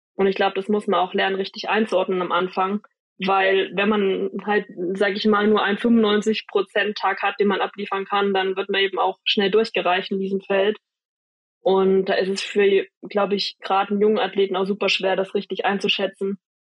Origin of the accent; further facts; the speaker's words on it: Jena, Thuringia, Germany; ich wurde geboren in Jena. Ah, aber nee. ich wo, also meine Eltern wohnen tatsächlich nur 20 Minuten weg von Oberhof. Also okay. habe ich schon immer in der Nähe gewohnt